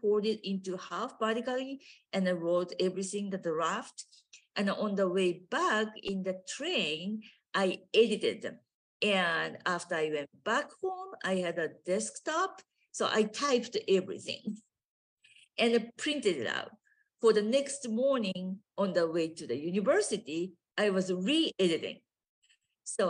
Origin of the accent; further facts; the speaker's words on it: Japan; English is a second language; moved away as an adult; now in United States; I grew up in Japan